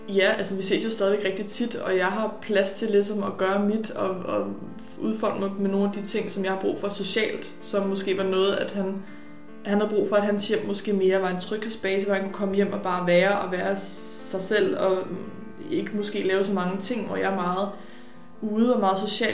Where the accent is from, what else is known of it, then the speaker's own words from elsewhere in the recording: Birkerød, Capital Region of Denmark, Denmark; also born or lived in Ganløse; jeg er oprindelig fra Birkerød og opvokset